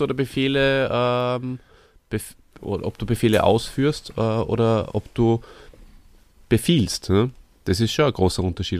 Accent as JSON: {"language": "German", "town": "Hof bei Salzburg", "region": "Salzburg", "country": "Austria", "tie": "born or raised there", "said": "in Hof bei Salzburg, wo ich aufgewachsen bin und lange Zeit gelebt habe"}